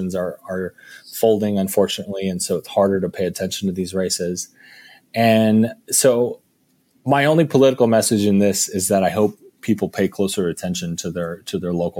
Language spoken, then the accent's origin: English; Park Ridge, Illinois, United States; I grew up in Park Ridge